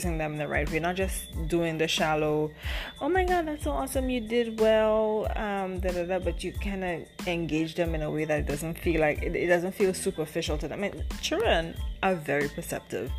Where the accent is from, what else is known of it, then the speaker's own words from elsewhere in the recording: Saint David, Grenada; I'm from St. David's